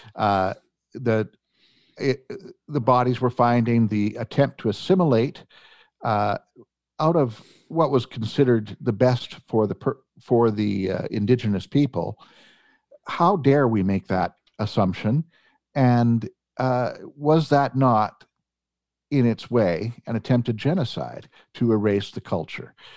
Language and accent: English; Edmonton, Alberta, Canada; I was raised here in Edmonton